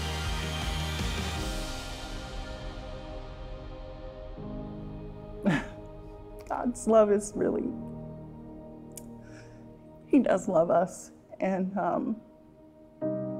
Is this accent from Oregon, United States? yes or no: yes; Salem, Oregon, United States; now in Corvallis, United States; I was born in Salem, Oregon, and I'm currently living in Corvallis, Oregon right now